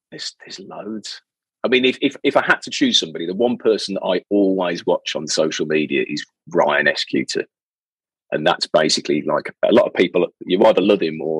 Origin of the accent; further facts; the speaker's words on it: Birmingham, West Midlands, United Kingdom; from Birmingham, so I can't do anybody else's accent.